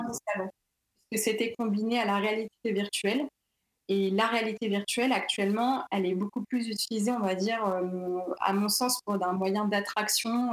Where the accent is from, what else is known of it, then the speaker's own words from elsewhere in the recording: Paris, Île-de-France, France; also born or lived in Vitry-sur-Seine; je suis née à Paris. Euh, j'ai fait un lycée aussi à Vitry-sur-Seine